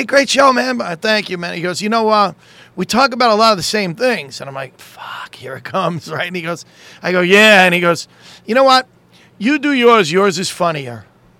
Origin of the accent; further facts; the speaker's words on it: New York City, New York, United States; Staten Island, New York, my hometown.